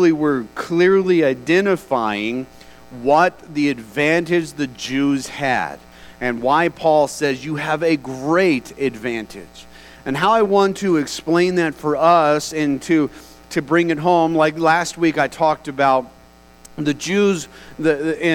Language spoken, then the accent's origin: English; United States; we as American citizens